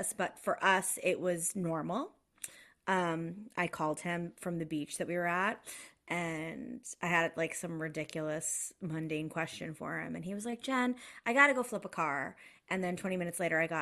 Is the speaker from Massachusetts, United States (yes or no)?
yes; outside of Boston, Massachusetts, United States; moved away as an adult; also born or lived in Los Angeles; now in Toronto, Canada; I grew up outside of Boston, but I was living in Los Angeles at the time